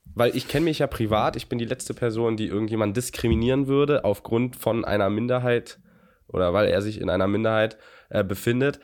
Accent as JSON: {"language": "German", "country": "Germany", "said": "wir, glaube ich, als Deutsche"}